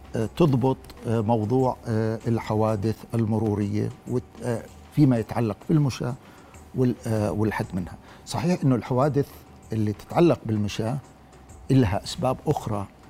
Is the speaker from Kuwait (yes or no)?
no; Jordan; عندنا في الأردن